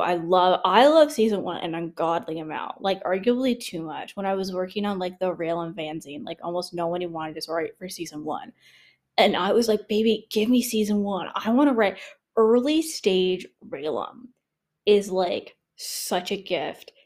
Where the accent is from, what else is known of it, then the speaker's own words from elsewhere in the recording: Canada; I'm Canadian